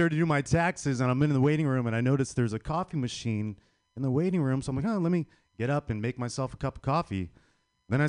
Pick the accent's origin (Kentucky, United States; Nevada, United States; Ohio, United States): Nevada, United States; Las Vegas; I'm from Las Vegas